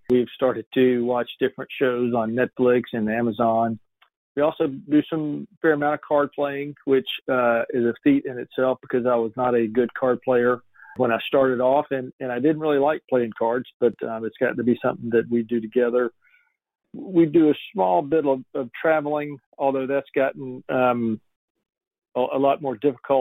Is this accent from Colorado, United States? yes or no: no; Atlanta, Georgia, United States; We're both from Atlanta, Georgia